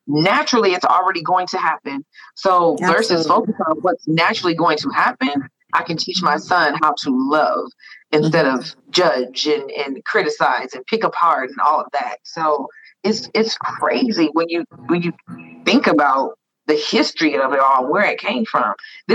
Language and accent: English; United States; I was born and raised in America.